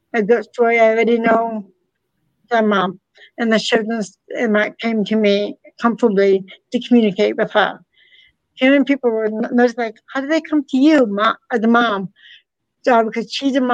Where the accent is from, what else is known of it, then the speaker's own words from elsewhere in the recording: Massachusetts, United States; all four of us are from Massachusetts